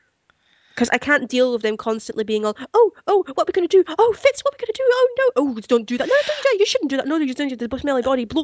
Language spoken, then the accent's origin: English; Scotland, United Kingdom; I'm a Scot who doesn't do whiskey.